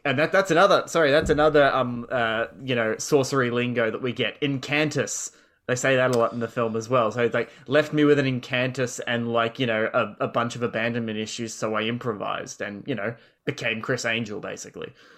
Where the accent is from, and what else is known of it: Australia